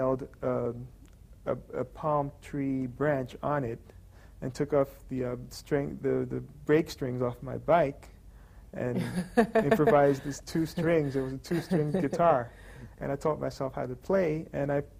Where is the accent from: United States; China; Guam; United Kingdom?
United Kingdom; London; I grew up in London